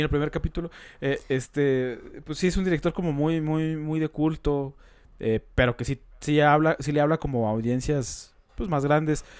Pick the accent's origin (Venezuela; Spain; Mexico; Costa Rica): Mexico; Coahuila; Carlos y yo, pues, somos de Coahuila, que está cerca de Monterrey